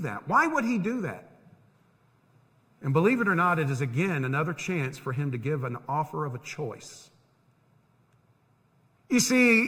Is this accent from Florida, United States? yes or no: yes; Tampa, Florida, United States; When I was growing up in Tampa